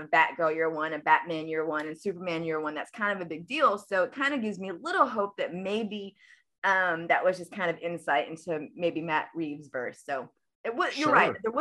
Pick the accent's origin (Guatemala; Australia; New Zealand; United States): Guatemala; I'm actually Guatemalan. I'm from Guatemala